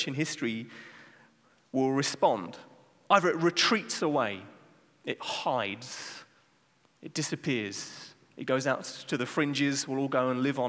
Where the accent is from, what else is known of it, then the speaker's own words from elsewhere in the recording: England, United Kingdom; now in Amsterdam, Netherlands; I'm not Dutch, I'm from England